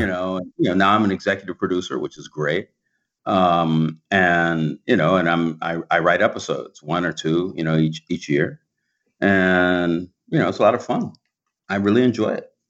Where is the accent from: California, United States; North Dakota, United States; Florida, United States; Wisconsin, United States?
California, United States; Los Angeles; moved away as an adult; also born or lived in Vermont / East Coast; I was born here in Los Angeles and I went to, um, you know, a elementary school, a private, uh, like a, a Baptist elementary school in, in South Central. And then I, I moved over toward Western L A and went to junior, public junior high school and high school.